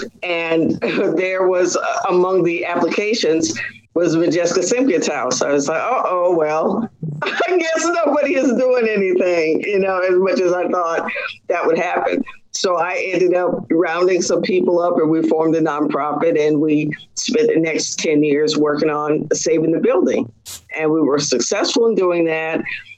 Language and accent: English; Kentucky, United States; born there; also born or lived in Texas / Washington; So I was born in Kentucky on the military base there, and we lived in several other installations in Texas, and most of a good bit of the traveling time that I had was in the state of Washington.